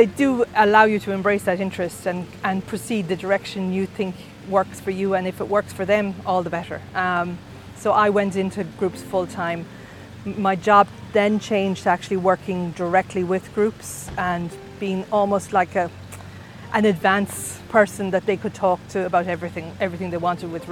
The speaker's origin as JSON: {"language": "English", "area": "Achill Island, County Mayo", "region": "Connacht", "country": "Ireland", "tie": "born or raised there", "said": "I'm a very proud Mayo person. I'm from Achill Island, so which is even more prouder. So that's where I'm from. My dad was a fisherman. So growing up, we used to have lobsters"}